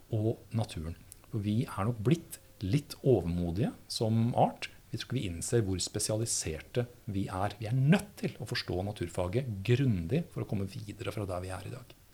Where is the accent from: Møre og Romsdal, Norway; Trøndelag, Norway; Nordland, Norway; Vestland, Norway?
Trøndelag, Norway; Høylandet; jeg vokste opp eh, i Nord-Trøndelag, i bygda Høylandet.